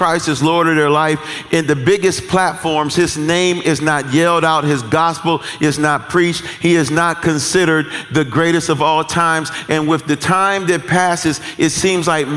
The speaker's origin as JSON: {"language": "English", "town": "Detroit", "region": "Michigan", "country": "United States", "said": "I'm from Detroit."}